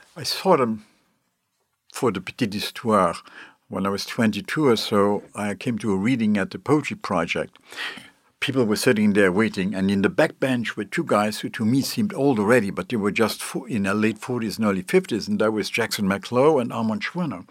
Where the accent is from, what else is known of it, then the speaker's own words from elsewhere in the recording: Luxembourg; moved away; I come from Luxembourg originally